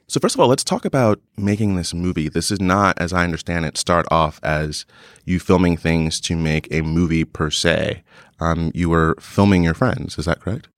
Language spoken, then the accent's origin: English; New Jersey, United States; I'm from New Jersey. I didn't have any skate, really many skateboarders in my town